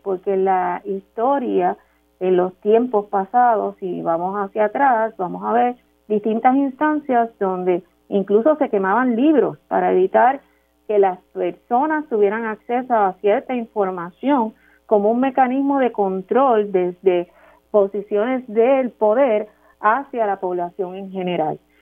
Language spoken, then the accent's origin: Spanish; Puerto Rico; nosotros como puertorriqueños